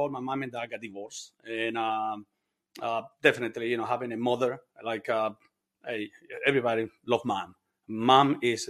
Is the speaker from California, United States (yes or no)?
no; Bronx, New York, United States; And another thing is growing up in New York. New York is a tough city. I grew up in the Bronx. It is a tough city.